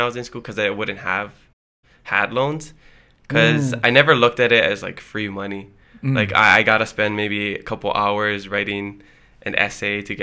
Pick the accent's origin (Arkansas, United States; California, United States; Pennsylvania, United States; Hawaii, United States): Hawaii, United States; Hilo; first language Hawaiian; moved away as an adult; now in Oahu, United States; Hilo, yeah. Born and raised